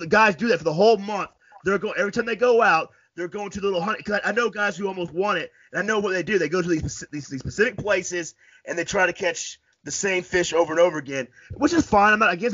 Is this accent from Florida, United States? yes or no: yes; Florida, United States; I'm from Florida